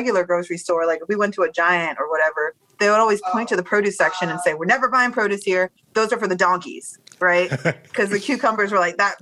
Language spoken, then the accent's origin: English; Baltimore, Maryland, United States; moved away as an adult; also born or lived in Washington, D.C.; now that we're back in Bmore, and I do see some of the folks that I grew up with in first grade